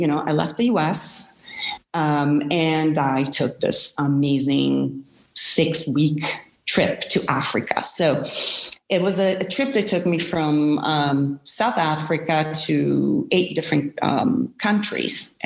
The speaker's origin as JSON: {"language": "English", "town": "Milan", "region": "Lombardy", "country": "Italy", "also_born_or_lived": "United States", "moved": "as an adult", "said": "I'm originally from Milan, Italy, and I moved to the States in my early 20s."}